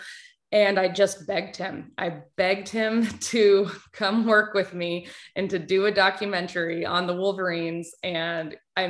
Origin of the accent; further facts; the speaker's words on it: Anchorage, Alaska, United States; I was raised in Anchorage, Alaska, grew up playing sports, loved sports